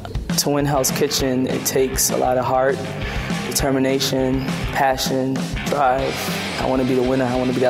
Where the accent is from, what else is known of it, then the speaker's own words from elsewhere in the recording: Brooklyn, New York, United States; now in Atlanta, United States; I'm originally from Brooklyn, New York, but I currently live in Atlanta